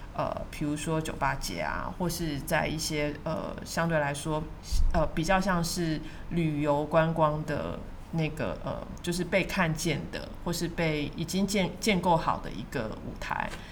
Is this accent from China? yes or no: no; Taiwan; 他们看到我是台湾来的